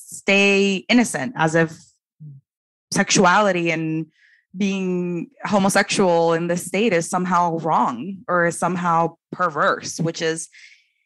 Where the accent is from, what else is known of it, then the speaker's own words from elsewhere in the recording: Dominican Republic; moved away; I'm from originally from the Dominican Republic